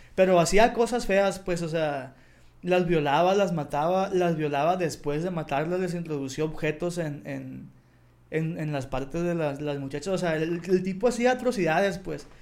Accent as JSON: {"language": "Spanish", "country": "Mexico", "said": "en México o en mi país o en mi ciudad"}